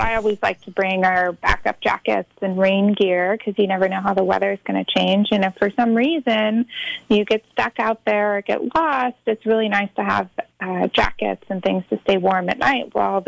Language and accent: English; Mammoth Lakes, California, United States; also born or lived in Sacramento, California; now in Mendocino County, United States; I'm originally from the Mammoth Lakes area outside of Yosemite